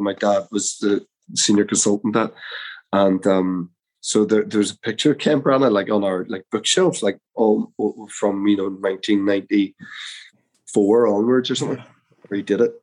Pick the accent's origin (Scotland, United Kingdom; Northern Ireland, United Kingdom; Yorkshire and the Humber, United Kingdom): Northern Ireland, United Kingdom; Belfast; I'm from Belfast